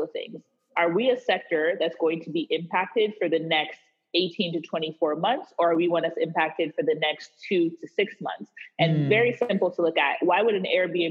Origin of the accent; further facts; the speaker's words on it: Wisconsin, United States; I was born in Wisconsin